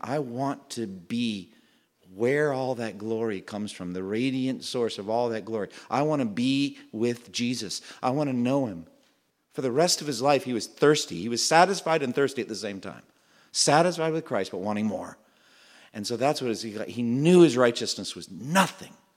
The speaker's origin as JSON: {"language": "English", "town": "Framingham", "region": "Massachusetts", "country": "United States", "tie": "born or raised there", "moved": "yes", "said": "my hometown when I was growing up, Framingham, Massachusetts"}